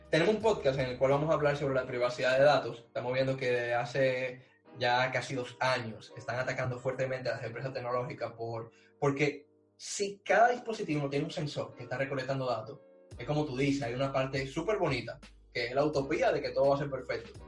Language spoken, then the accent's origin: Spanish; Dominican Republic; now in Barcelona, Spain; Y yo confío en mi país